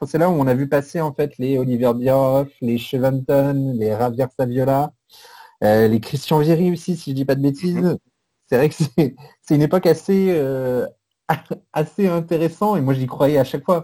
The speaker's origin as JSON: {"language": "French", "area": "Paris region", "region": "Île-de-France", "country": "France", "said": "Je suis de la région parisienne"}